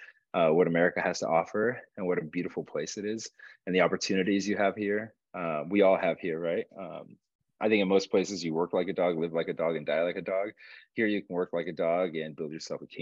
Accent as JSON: {"language": "English", "town": "Los Angeles", "region": "California", "country": "United States", "tie": "born or raised there", "also_born_or_lived": "Uruguay / Alhambra, California / South Pasadena, California / Rosemead, California", "said": "I was raised in South Central Los Angeles, the concrete jungle"}